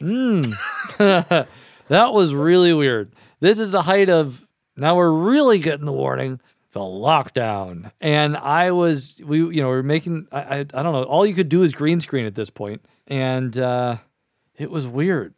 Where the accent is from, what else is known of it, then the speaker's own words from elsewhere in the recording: Kentucky, United States; I'm from Kentucky